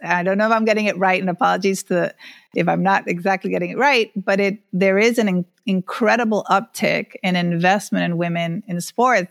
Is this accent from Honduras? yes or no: yes; Honduras; now in Miami, United States; I grew up in Honduras, being, um, one of few female athletes even in, in high school